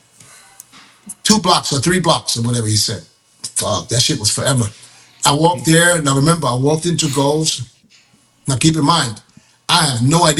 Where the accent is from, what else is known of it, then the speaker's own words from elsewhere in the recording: Germany; now in Thailand; I was born and raised in Germany. I live in Thailand